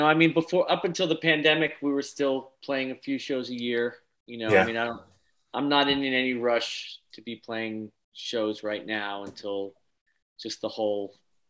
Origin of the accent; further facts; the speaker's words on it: Long Island, New York, United States; we're from Long Island.